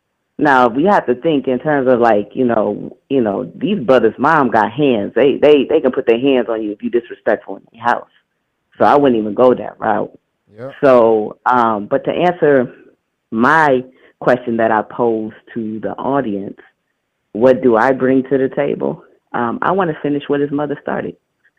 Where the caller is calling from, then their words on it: Detroit, Michigan, United States; I'm calling from Detroit.